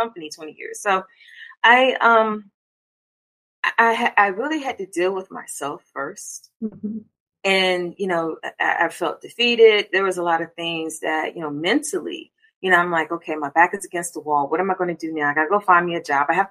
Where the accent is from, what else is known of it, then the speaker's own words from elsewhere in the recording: Hampton Roads, Virginia, United States; also born or lived in Maryland; so we moved down when I was younger, so pretty much grew up here.